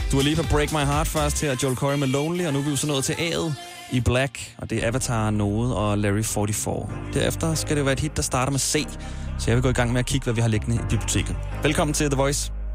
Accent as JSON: {"language": "Danish", "town": "Smørum", "region": "Capital Region of Denmark", "country": "Denmark", "tie": "born or raised there", "also_born_or_lived": "Nørrebro, Copenhagen", "moved": "yes", "lives_now": "Copenhagen, Denmark", "said": "Jeg voksede op i Smørum, en lille by."}